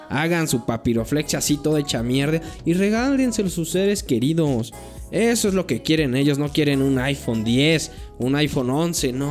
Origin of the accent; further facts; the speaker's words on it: Mexico; somos mexicanos